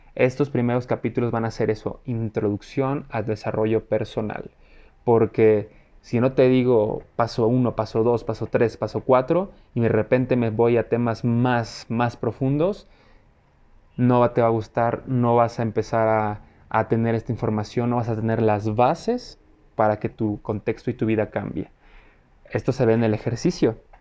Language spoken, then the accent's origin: Spanish; Mexico City, Mexico; soy mexicano, eh, vivo en la Ciudad de México, orgullosamente chilango.